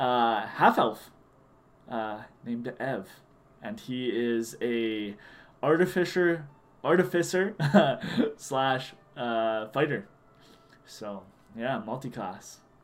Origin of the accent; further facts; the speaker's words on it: Regina, Saskatchewan, Canada; I'm from Regina, Saskatchewan, good old Canada.